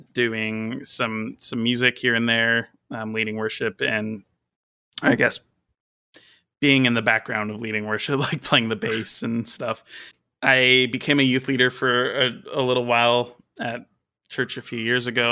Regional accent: British Columbia, Canada; I am a Christian from British Columbia, Canada

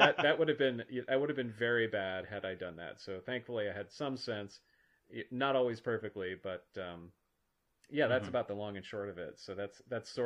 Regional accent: Minnesota, United States; I grew up in Minnesota

